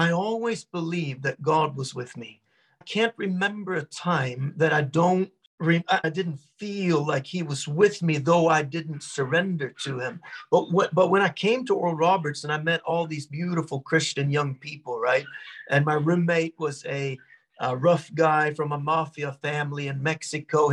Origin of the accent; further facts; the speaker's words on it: Norway; I grew up in Norway with my Scottish dad. So we spoke half English, half Norwegian at home. And I was very Norwegian